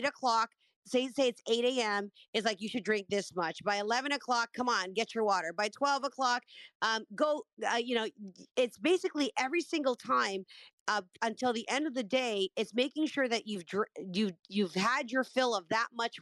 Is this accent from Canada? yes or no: yes; Canada; I'm Canadian, for those who don't know. A lot of people think I'm American, but I'm Canadian.